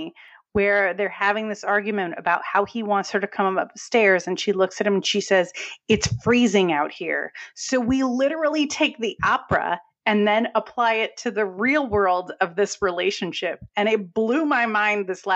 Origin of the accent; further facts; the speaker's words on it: New England, United States; accent: New England; you'll hear my New England accent.